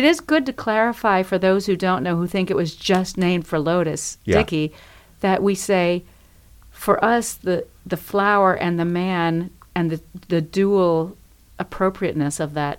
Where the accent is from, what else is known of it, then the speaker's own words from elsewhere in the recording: Paraguay; now in Bloomington, United States; I was born in Paraguay, South America.